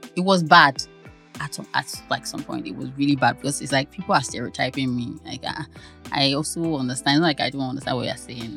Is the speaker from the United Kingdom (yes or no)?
no; Ibadan, Oyo, Nigeria; I'm from Ibadan now.